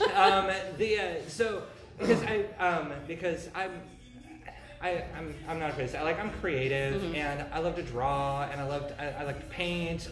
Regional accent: Central Washington, United States; I grew up in Central Washington

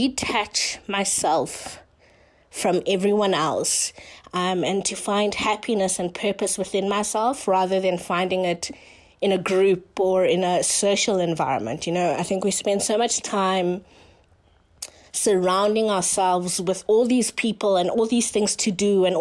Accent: Johannesburg, Gauteng, South Africa; I come from Joburg, South Africa

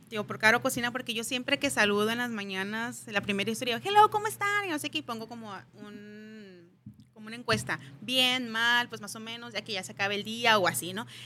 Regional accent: Mexicali, Baja California, Mexico

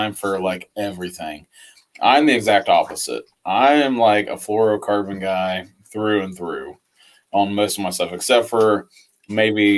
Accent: Central Ohio, United States; I'm from Central Ohio

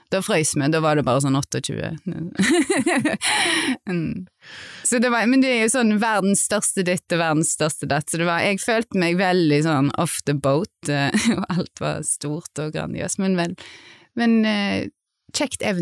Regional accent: Haugesund, Rogaland, Norway; moved away; also born or lived in Berlin; jeg kommer fra Haugesund

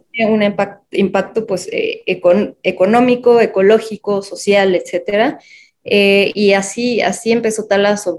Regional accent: Mexico City, Mexico; nací en la Ciudad de México

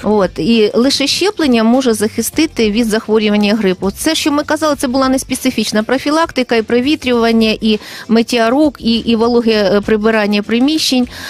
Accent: Kryvyi Rih, Dnipropetrovsk Oblast, Ukraine; also born or lived in Kyiv / Yaroslavl; Я сама народилася і виросла в Кривому Розі, навчалася тут

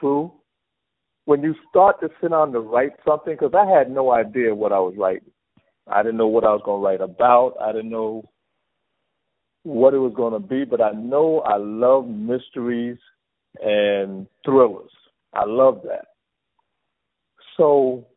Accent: New York City, New York, United States; moved away as an adult; also born or lived in Hopkins, South Carolina; now in San Diego, United States; I was born in a little town called Hopkins, South Carolina, but I was raised in the South Bronx.

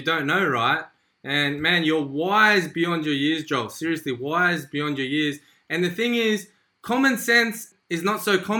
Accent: Sydney, New South Wales, Australia; I'm Italian. I know Romeo, I think he's Lebanese. You know, I grew up in Western Sydney, right? So very multicultural, right?

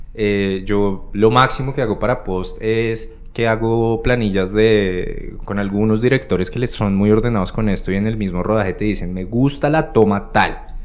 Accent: Bogotá, Colombia; uno como rolo, cachaco, bogotano

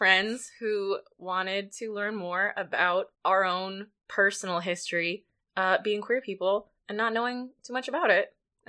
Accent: Canada; also born or lived in United States; I am Canadian.

